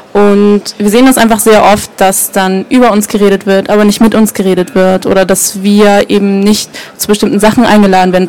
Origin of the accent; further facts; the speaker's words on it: Germany; Menschen wie wir als Deutsche